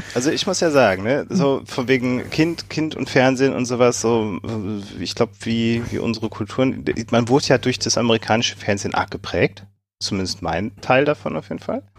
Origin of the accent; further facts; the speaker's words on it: Germany; dass es zu meiner Kindheit Halloween in Deutschland nicht gab